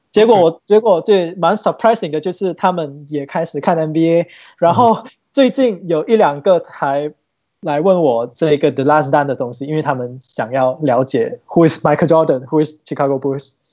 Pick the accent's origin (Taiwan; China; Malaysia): Malaysia; 我应该是马来西亚这边，呃，收集到最完整的吧。